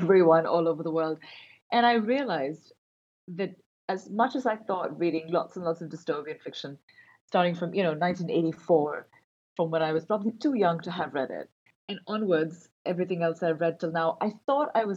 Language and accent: English; Karachi, Sindh, Pakistan; moved away as an adult; also born or lived in Montreal; I grew up in Karachi. I was born and raised there.